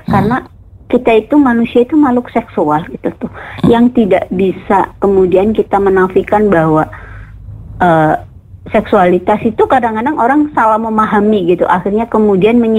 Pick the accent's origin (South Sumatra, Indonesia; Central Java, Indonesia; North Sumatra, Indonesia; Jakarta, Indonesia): Central Java, Indonesia; Brebes; now in Cirebon, Indonesia; saya aslinya Jawa Tengah sebenarnya saya aslinya Brebes